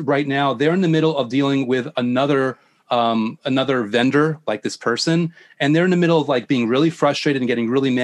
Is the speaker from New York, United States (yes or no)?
yes; New York, United States; I'm from New York.